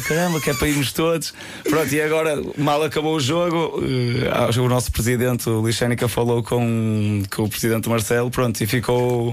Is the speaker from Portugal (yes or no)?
yes; Porto, Norte, Portugal; eu sou do Porto